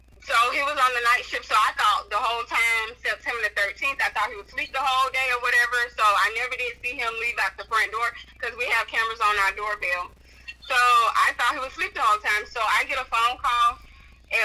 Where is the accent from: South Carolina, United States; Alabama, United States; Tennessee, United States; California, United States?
Alabama, United States; I'm from Alabama, so I live like southern part of Alabama, like on the Gulf Coast. I live there now, and that's where we moved